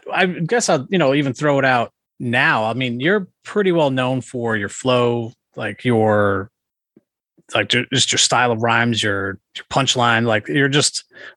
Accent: Massachusetts, United States; I grew up in Massachusetts, like outside of Worcester. Yeah. So I went to Shepherd Hill and I wasn't very good.

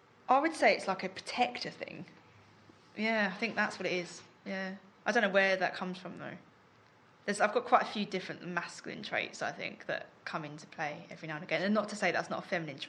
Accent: London, United Kingdom; also born or lived in Walthamstow; So I grew up in Leyton. I was born, technically born in Walthamstow.

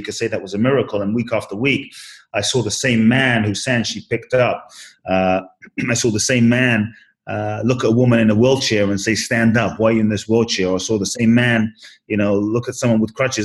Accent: London, United Kingdom; also born or lived in Ghana; now in United States; I was born in Ghana, West Africa. My father's from Ghana. My mother's Japanese. I Grew up in London, live in the US now

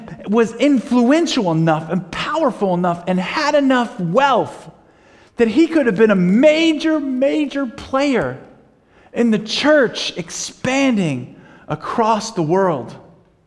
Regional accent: United States; We're from the United States, and we're you know, missionaries

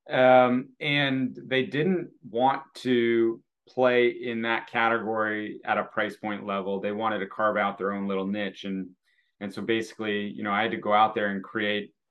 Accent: Naperville, Illinois, United States; also born or lived in Texas / Oregon; Um, I have um, been in, uh, uh, well, I come from Naperville, Illinois, uh, moved all over.

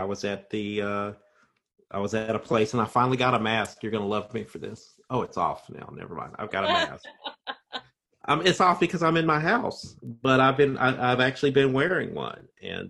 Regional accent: Indiana, United States; accent: Southern Indiana; my voice and I sound like I'm from Southern Indiana.

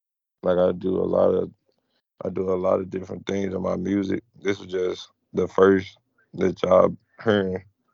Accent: Memphis, Tennessee, United States; I'm from Memphis, Tennessee, 18 years old.

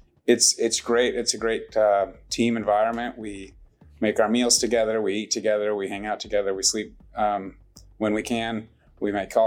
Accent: Northern Illinois, United States; now in Irving, United States; Grew up in Northern Illinois.

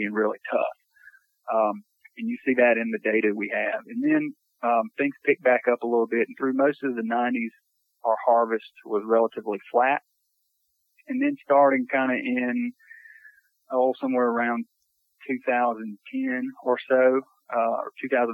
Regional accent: United States; I grew up in Lawrence County, so not too far from you guys over in Admit, south central part of the state

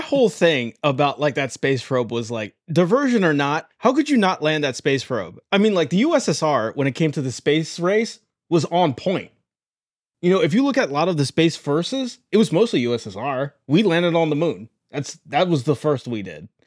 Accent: Baltimore, Maryland, United States; we are from Baltimore

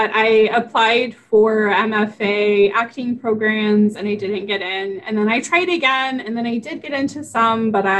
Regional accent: West Virginia, United States; I grew up in West Virginia.

